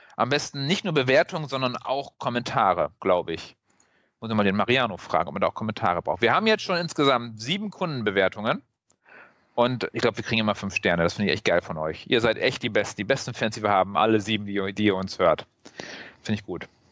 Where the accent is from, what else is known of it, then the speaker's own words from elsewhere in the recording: Northern Germany, Germany; now in Cologne, Germany; ich als Norddeutscher